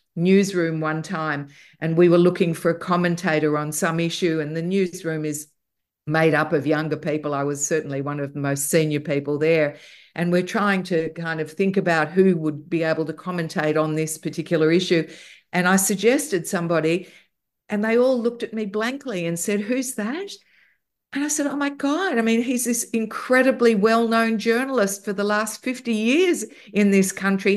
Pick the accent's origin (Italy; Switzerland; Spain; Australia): Australia; in Australia, we grew up with all the music we had from the U K, from Canada, and from the States, as well as our local music